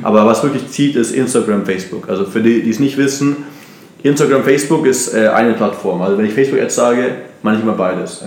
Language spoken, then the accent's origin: German; Munich, Bavaria, Germany; moved away as an adult; also born or lived in Brazil / United States / Austria; now in Barcelona, Spain; ich komme aus, aus München